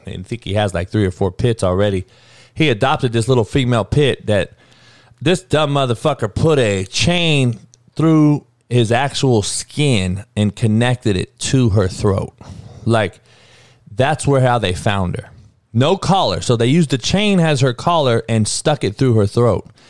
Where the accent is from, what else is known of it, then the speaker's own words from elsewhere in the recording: Southern California, United States; we grew up in Cali where you, gunplay was the only way